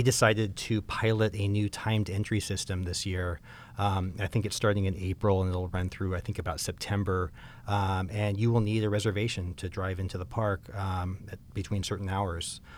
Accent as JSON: {"language": "English", "region": "Southern California", "country": "United States", "tie": "born or raised there", "said": "I grew up in Southern California"}